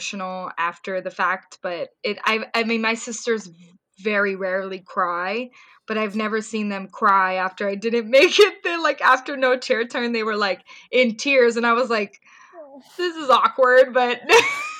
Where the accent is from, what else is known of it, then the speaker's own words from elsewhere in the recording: Orange County, California, United States; also born or lived in Ventura County, California / Bay Area, California; technically I was born in Ventura County and then I moved to Orange County, but I was raised in Orange County for what, 7 years of my life. I went to high school there